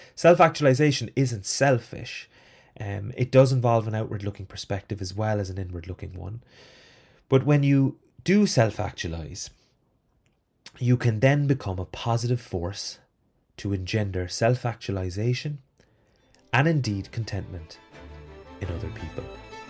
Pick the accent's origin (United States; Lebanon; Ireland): Ireland; as an Irish person